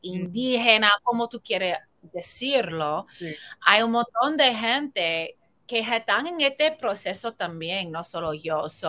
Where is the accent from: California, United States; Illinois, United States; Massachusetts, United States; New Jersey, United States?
New Jersey, United States; Spanish is a second language; moved away as an adult; also born or lived in New York / Miami; now in Puerto Rico; Yo me creí en New Jersey y también viví en Nueva York y Miami antes de Puerto Rico